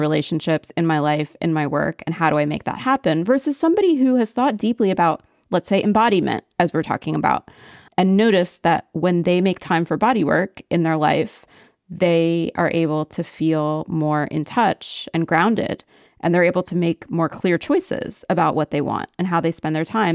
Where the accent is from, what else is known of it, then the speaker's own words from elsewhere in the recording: central Pennsylvania, United States; moved away; my hometown, which was a predominantly white, centralish Pennsylvania upper middle class town